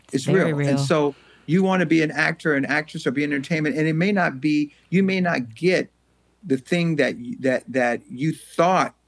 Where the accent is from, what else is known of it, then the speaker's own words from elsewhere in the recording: Los Angeles, California, United States; also born or lived in Louisiana; when we came out to California from Louisiana, like I said, I was about 8 or 9